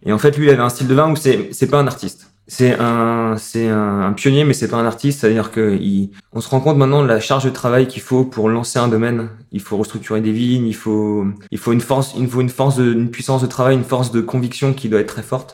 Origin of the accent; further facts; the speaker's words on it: Strasbourg, Grand Est, France; je suis né à Strasbourg